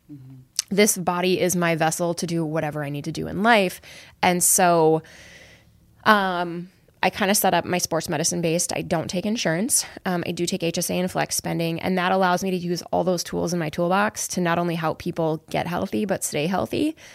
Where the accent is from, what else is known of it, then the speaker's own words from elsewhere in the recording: Barnesville, Minnesota, United States; also born or lived in Chanhassen, Minnesota; I'm from Barnesville